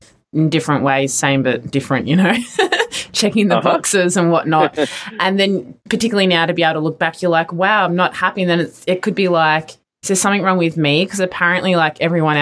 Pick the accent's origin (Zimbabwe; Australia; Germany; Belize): Australia; now in United States; growing up in Australia